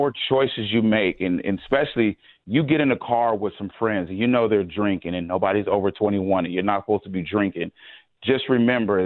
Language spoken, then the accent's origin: English; San Diego, California, United States; I grew up in San Diego